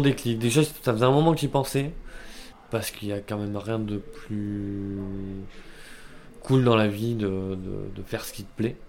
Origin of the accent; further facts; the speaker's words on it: Bordeaux, Nouvelle-Aquitaine, France; Originaire de Bordeaux.